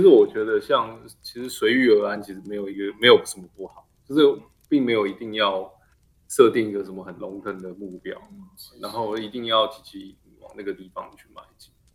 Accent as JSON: {"language": "Chinese", "country": "Taiwan", "said": "我们都是台湾人"}